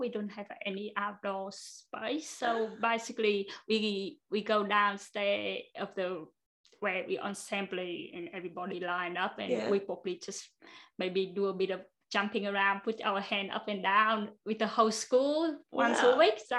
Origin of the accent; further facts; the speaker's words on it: Hanoi, Vietnam; English is a second language; moved away as an adult; also born or lived in Brisbane, Australia; now in Australia; I grew up in Hanoi.